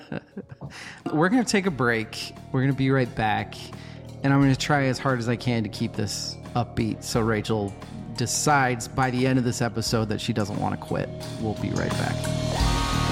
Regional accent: United States; we're American

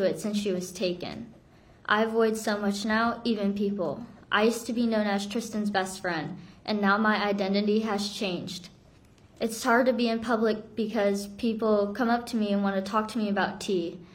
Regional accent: South Korea; now in Florida, United States; I'm from Korea, we bonded over being over Asian sisters

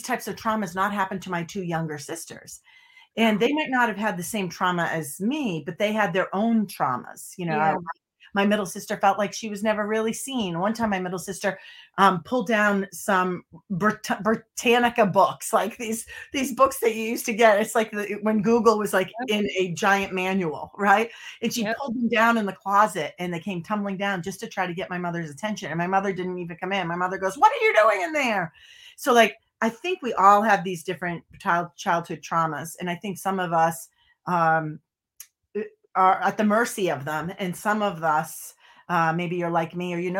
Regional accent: Boston, Massachusetts, United States; moved away; I'm from Boston originally

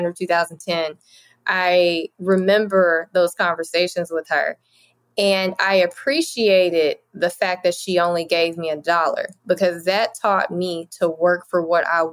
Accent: Lewisville, Arkansas, United States; I was raised in Louisville, Arkansas.

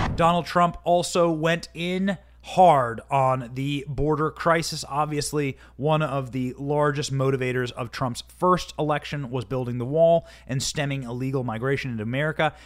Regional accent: Iowa, United States; my hometown in Iowa

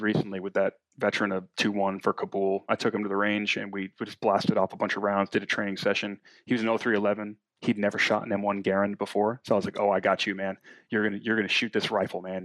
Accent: New England, United States; moved away; I'm from New England. Lexington Concord is right up the road.

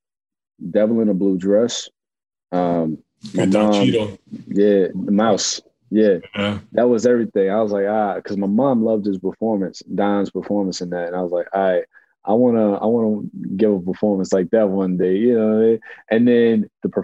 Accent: United States; also born or lived in North Carolina; now in Brooklyn, United States; I was born in North Carolina, but I was raised in New York and Jersey

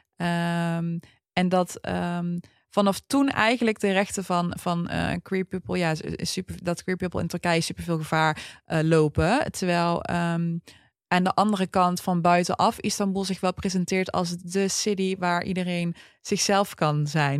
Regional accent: Netherlands; wij zijn Nederlandse Turken

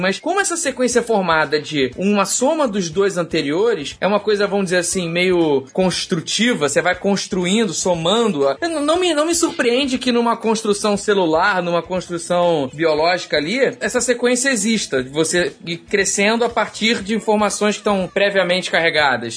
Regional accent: Rio de Janeiro, Brazil; eu como carioca

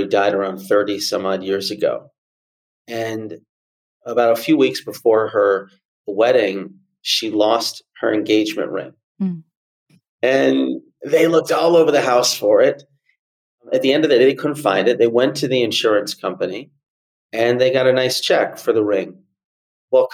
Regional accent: Atlanta, Georgia, United States; I grew up in Atlanta

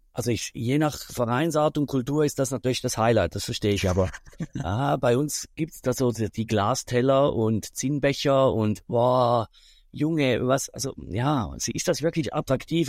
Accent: Switzerland; bei uns in der Schweiz

